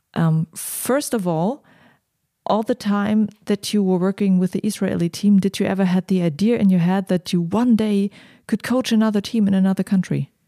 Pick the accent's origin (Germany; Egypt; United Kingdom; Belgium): Germany; I'm from Germany.